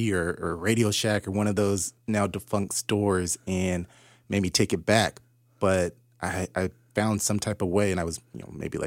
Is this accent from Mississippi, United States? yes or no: no; Southern California, United States; I grew up in Southern California in the late 80s and the early 90s